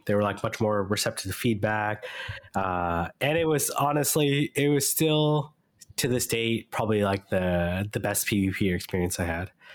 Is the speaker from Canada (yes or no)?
yes; Canada; I'm Canadian